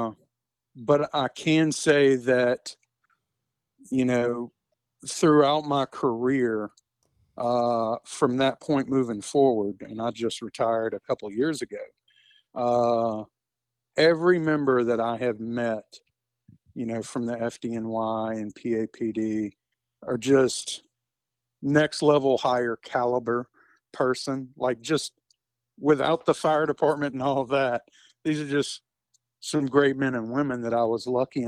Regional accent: Baton Rouge, Louisiana, United States; I'm from Baton Rouge

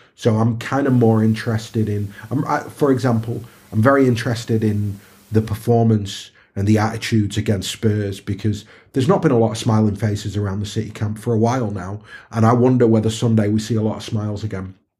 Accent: Stockport, North West England, United Kingdom; We're all, we're all Stockport lads

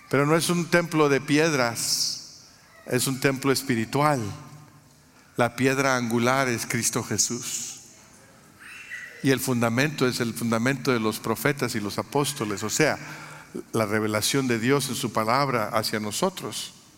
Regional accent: Mexico; now in United States; Yo, nací en México, soy mexicano de origen

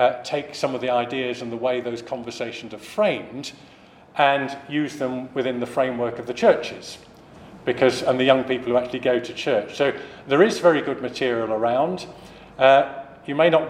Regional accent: United Kingdom; the first time I visited that as a British person

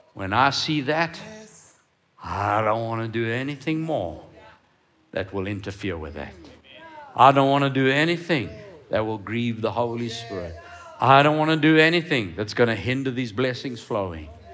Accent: Cape Town, Western Cape, South Africa; I grew up in Cape Town

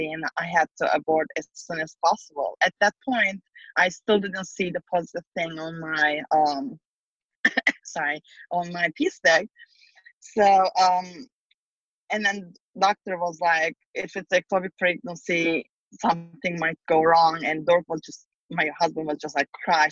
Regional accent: Turkey; moved away as an adult; now in San Francisco, United States; I'm originally from Turkey, and I came to San Francisco, California about 15 years ago

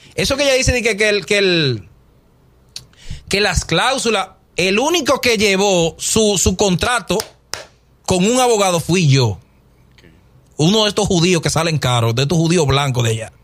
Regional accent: Dominican Republic; moved away

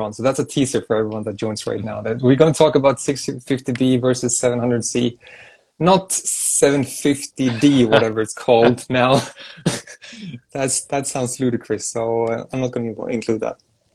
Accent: Sweden; I'm from Sweden, which is a neighboring country

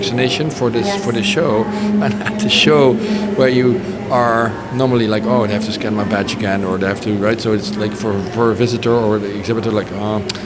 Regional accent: Netherlands; also born or lived in Amsterdam; I'm from the Netherlands. I live in Amsterdam

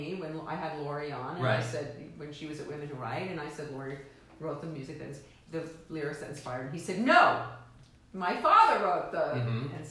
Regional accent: New York City, New York, United States; Which I am from Da Bronx.

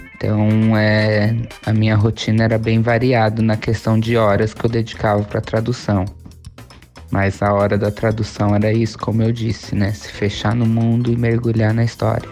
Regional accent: São Paulo, Brazil; moved away as an adult; now in Vancouver, Canada; eu sou de São Paulo

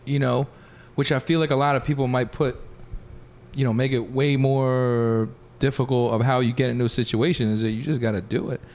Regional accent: Philadelphia, Pennsylvania, United States; also born or lived in Pittsburgh; I went to Pittsburgh, so I was from Philly.

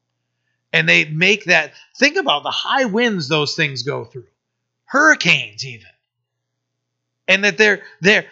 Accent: United States; I'm an American

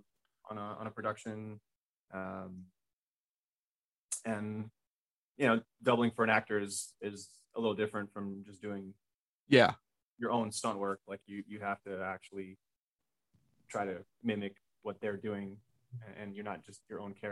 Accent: Los Angeles, California, United States; growing up in Los Angeles

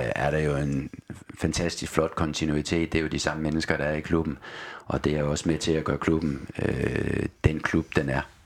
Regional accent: Aalborg, North Denmark Region, Denmark; moved away; also born or lived in Odense / Austria; Min opvækst var i Aalborg

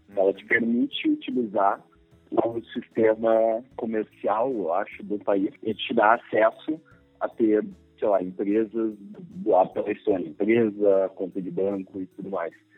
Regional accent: Brazil; são brasileiros

